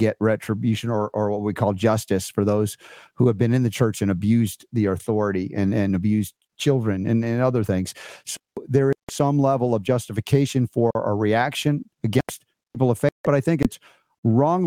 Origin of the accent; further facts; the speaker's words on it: United States; I'm an American